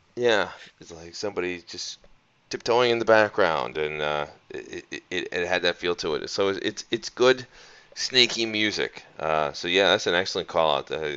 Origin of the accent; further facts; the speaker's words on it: outside of Philadelphia, Pennsylvania, United States; I grew up outside of Philadelphia, so Rocky was very important to everyone in my area